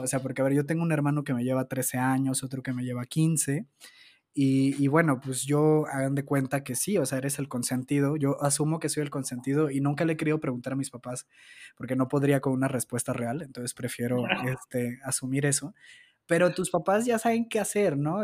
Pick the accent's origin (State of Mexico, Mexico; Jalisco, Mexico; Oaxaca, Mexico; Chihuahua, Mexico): Jalisco, Mexico; Zapopan; yo nací en Guadalajara, concretamente en Zapopan